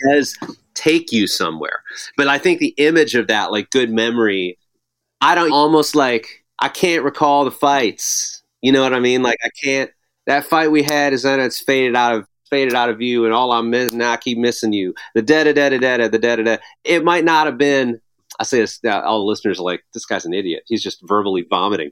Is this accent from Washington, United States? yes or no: no; Arlington Heights, Illinois, United States; I grew up in a town called Arlington Heights, which is just northwest.